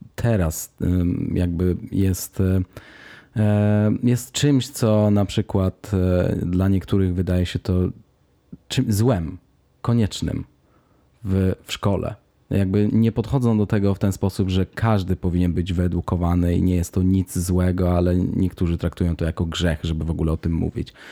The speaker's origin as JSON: {"language": "Polish", "town": "Warsaw", "region": "Masovian Voivodeship", "country": "Poland", "moved": "yes", "lives_now": "Stockholm, Sweden", "said": "jestem z Warszawy"}